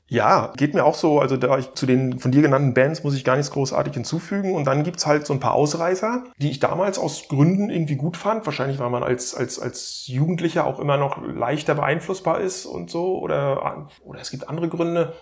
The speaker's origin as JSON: {"language": "German", "town": "Stralsund", "region": "Mecklenburg-Vorpommern", "country": "Germany", "tie": "born or raised there", "moved": "yes", "said": "ich bin ja wie gesagt in Stralsund an der Ostsee groß geworden"}